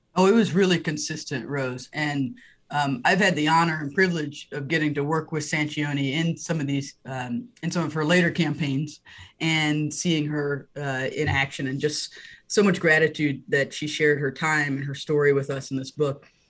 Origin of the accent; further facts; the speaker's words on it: North Carolina, United States; I grew up in North Carolina.